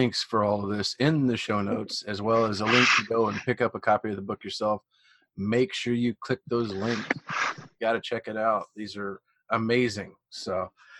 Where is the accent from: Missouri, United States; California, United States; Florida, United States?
Missouri, United States; accent: Missouri; my Missouri accent